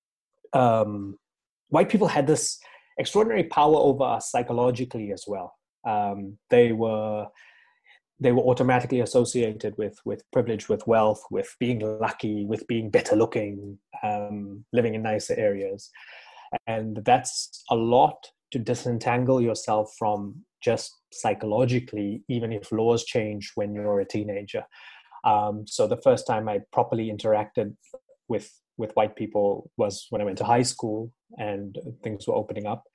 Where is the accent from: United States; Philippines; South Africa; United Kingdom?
South Africa; as a 7-year-old growing up in South Africa